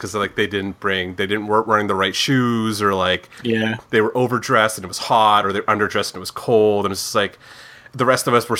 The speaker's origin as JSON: {"language": "English", "area": "Niagara", "region": "Ontario", "country": "Canada", "said": "I'm from Niagara"}